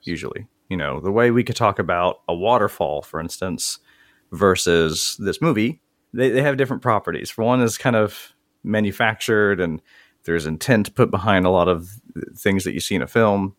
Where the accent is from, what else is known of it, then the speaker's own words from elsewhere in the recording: Mississippi, United States; I'm from Mississippi